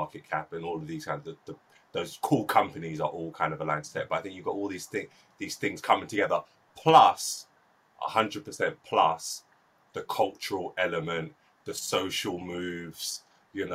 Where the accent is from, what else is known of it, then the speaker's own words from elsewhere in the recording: London, United Kingdom; I was born and raised in South London, which is super cosmopolitan